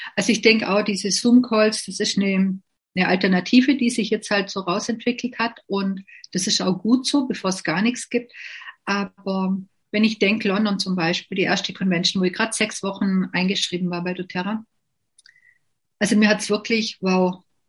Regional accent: Bavaria, Germany; also born or lived in Lindau am Bodensee; bei uns in Bayern

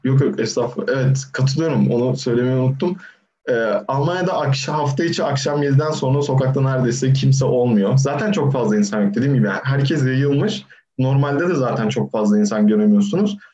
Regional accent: Turkey; moved away as an adult; now in Darmstadt, Germany; ailem zaten Türkiye'de doğmuşuz, büyümüşüz

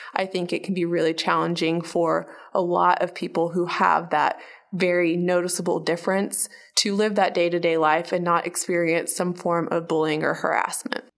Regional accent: Oklahoma, United States; also born or lived in Bahrain; we moved to Oklahoma in nineteen ninety-six, and I have been in Oklahoma

